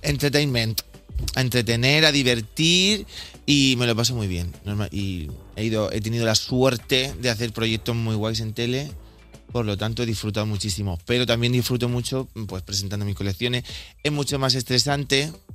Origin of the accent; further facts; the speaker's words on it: Bigastro, Valencian Community, Spain; moved away; yo soy de Bigastro, un pueblecito que está muy cerquita de Torrevieja, zona costera, el Levante